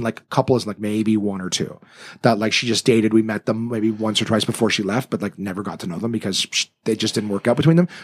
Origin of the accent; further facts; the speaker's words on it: Ottawa, Ontario, Canada; also born or lived in North Bay, Ontario; I was born in North Bay, but I moved to Ottawa when I was one